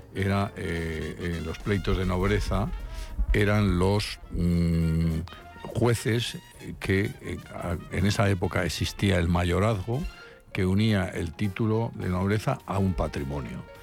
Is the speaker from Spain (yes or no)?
yes; La Rioja, Spain; yo soy riojano